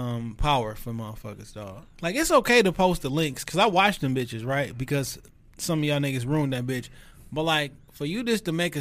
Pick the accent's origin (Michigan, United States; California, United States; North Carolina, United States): Michigan, United States; Detroit; Joy Road Evergreen.